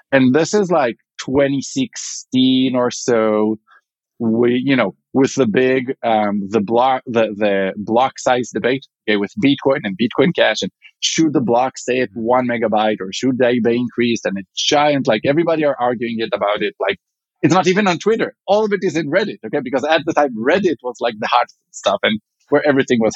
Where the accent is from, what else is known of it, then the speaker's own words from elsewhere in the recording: Israel; accent: Israeli; English is a second language; moved away as an adult; now in Chicago, United States; I'm originally from Israel